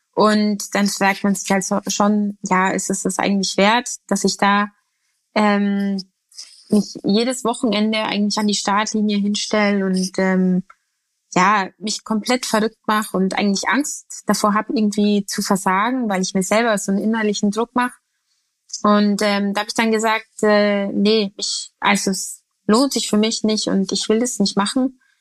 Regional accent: Bavaria, Germany; bei uns in Bayern

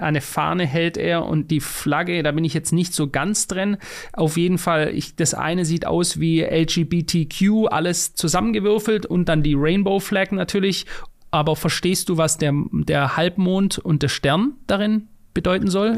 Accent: Germany; ich als Deutscher in Deutschland lebend

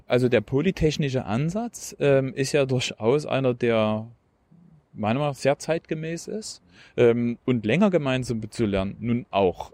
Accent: Plauen, Saxony, Germany; Ich bin in Plauen im Vogtland geboren.

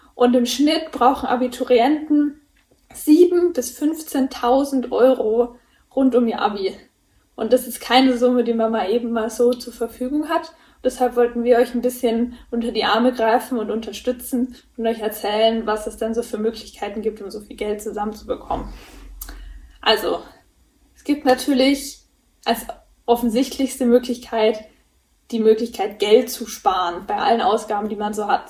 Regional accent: Erlangen, Bavaria, Germany; Bei uns in Erlangen

